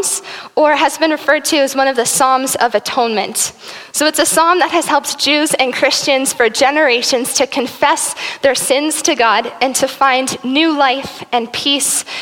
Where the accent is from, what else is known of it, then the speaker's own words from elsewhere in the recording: South Africa; now in Burlington; I am South African. My family, I was born there and raised there until 2005 when we moved here to Burlington.